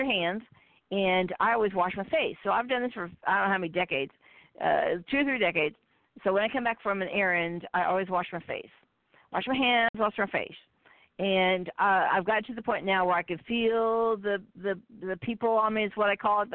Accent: Midwest, United States; I'm from the Midwest

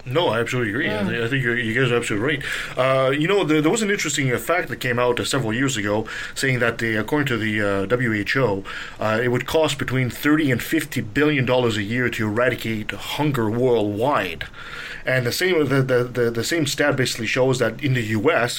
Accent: Canada; as a Canadian

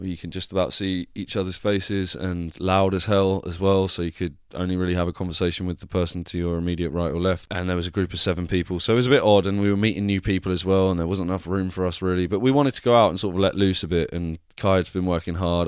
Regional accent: Devon, South West England, United Kingdom; accent: Devon; my Devon accent came out then

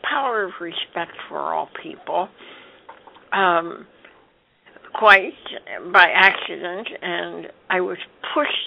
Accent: Johnstown, Pennsylvania, United States; I grew up in Johnstown, Pennsylvania

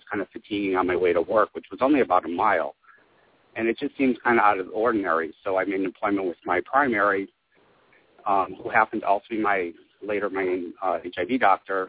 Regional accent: Springfield, Massachusetts, United States; moved away; also born or lived in New York City; I decided to move from New York City back to my hometown, Springfield, Massachusetts.

